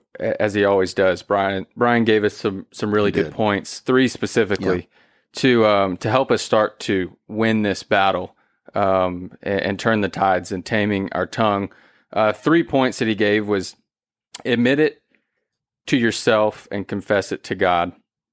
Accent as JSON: {"language": "English", "region": "Georgia", "country": "United States", "said": "I'm from Georgia. We didn't tame raccoons."}